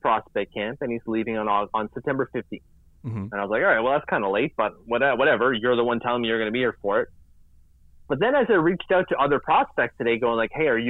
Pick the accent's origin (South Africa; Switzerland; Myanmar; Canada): Canada; Vanier, Ontario; I was from Vanier.